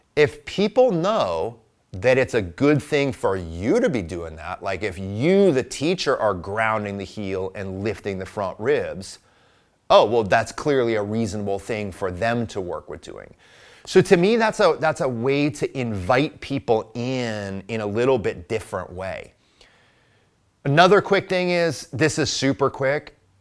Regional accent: Midwest, United States; I am a Midwesterner

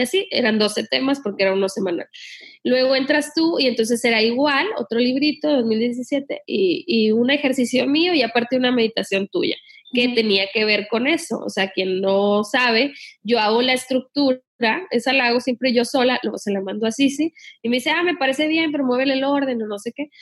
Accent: Sinaloa, Mexico; yo me crié en Sinaloa

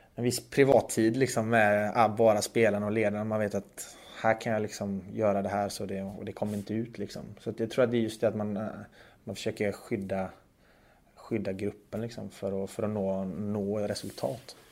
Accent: Sweden; moved away as an adult; now in Zug, Switzerland; jag är ju uppvuxen i Sverige

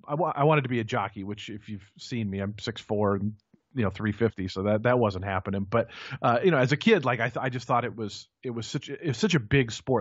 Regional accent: Seattle, Washington, United States; I grew up outside of Seattle, Washington

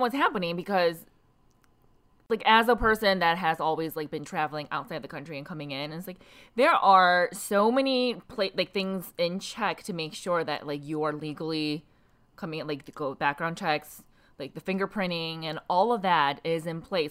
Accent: South Korea; now in United States; I'm from South Korea. My, my entire family's from South Korea.

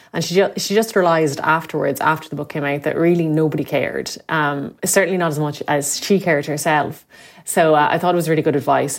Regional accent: Limerick, Munster, Ireland; moved away as an adult; I'm from Limerick, and, uh, would have lived there for the first eighteen years of my life

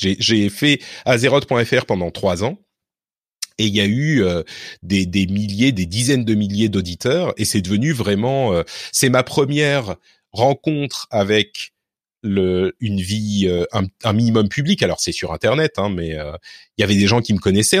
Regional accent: Neuilly-sur-Seine, Île-de-France, France; also born or lived in Lebanon; j'ai grandi à Neuilly

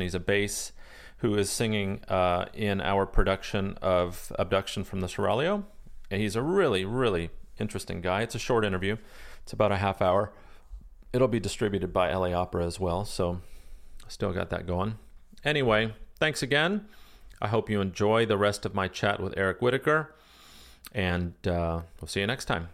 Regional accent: United States

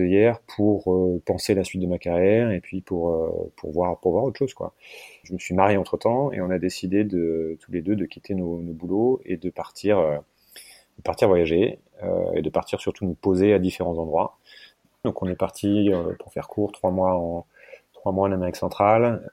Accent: France; moved away as an adult; also born or lived in Hong Kong

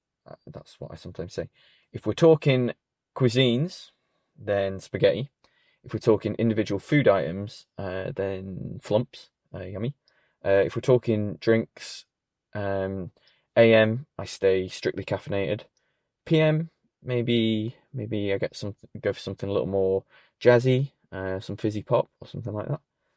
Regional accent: Sheffield, Yorkshire and the Humber, United Kingdom; I'm from Sheffield. Hello, Sheffield. Good to know you're listening, finally. After 33 years.

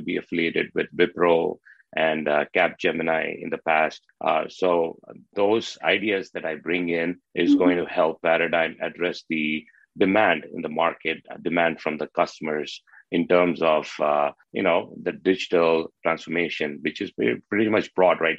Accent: Chennai, Tamil Nadu, India; moved away as an adult; now in North America; I hail from Chennai, India, right? So I have humble roots and beginnings

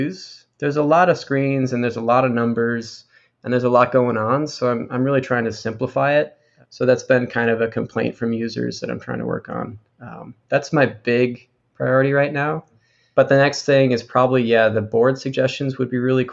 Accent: Wisconsin, United States; moved away as an adult; also born or lived in San Diego; I'm initially from Wisconsin, which is a landlocked state in the middle of America. And so there's not much surfing there. But I grew up on a lake.

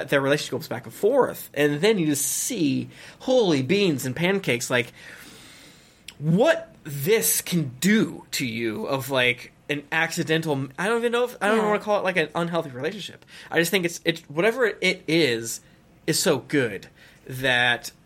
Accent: United States; American because that's like where I'm from

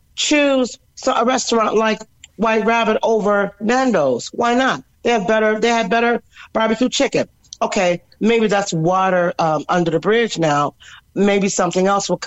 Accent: Cork, Munster, Ireland; I was born in Cork. My musical life was born in Cork

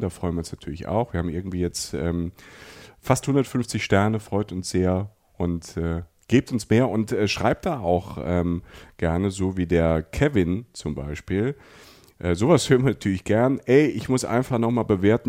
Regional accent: Germany; bei uns in Deutschland

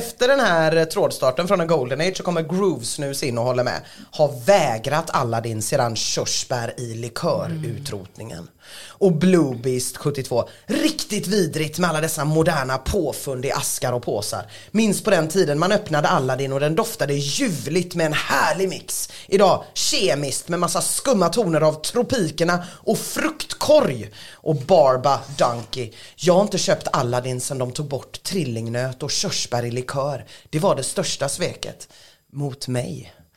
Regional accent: Sweden; Vi är svenskar.

